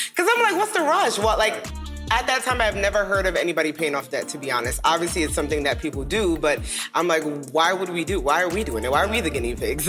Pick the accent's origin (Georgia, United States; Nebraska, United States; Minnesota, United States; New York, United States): New York, United States; New York City; moved away as an adult; now in Dallas, United States; two kids from Brooklyn, New York, in the projects, now living in Dallas, um, Dallas, Texas